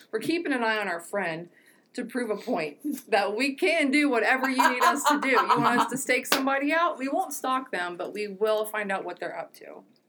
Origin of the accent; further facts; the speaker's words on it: Cincinnati, Ohio, United States; moved away; Well, original, like, hometown birthplace. Oh. Like, I'm from Cincinnati.